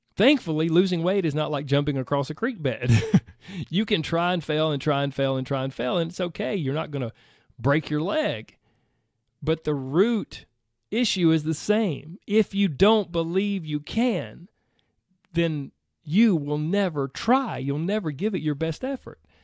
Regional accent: the South, United States; I grew up in the South. I grew up in the country

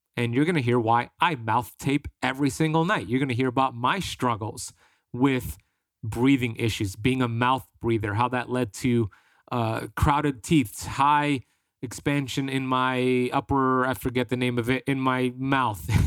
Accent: United States; I grew up here in America

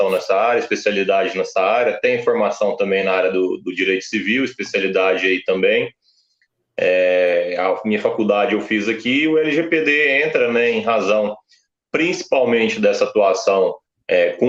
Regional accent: São Paulo, Brazil; now in Uberlândia, Brazil; Eu sou de São Paulo, capital, né, nasci lá, é, cresci ali a parte da infância, mas eu já estou aqui em Uberlândia, Minas Gerais

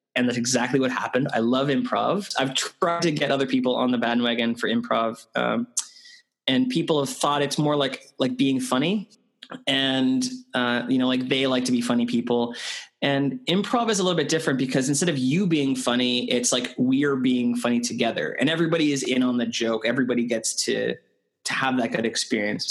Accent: Canada; moved away as an adult; also born or lived in United Kingdom; I'm Canadian

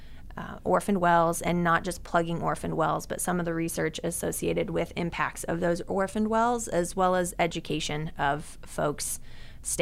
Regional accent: Tulsa, Oklahoma, United States; I'm from Tulsa. Yeah, born and raised in Tulsa, actually just north of town

